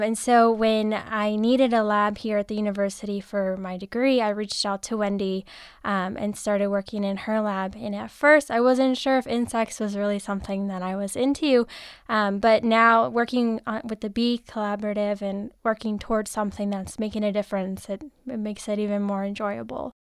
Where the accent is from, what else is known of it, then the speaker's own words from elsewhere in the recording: United States; I grew up in Sonora National Forest, so um, I was always outside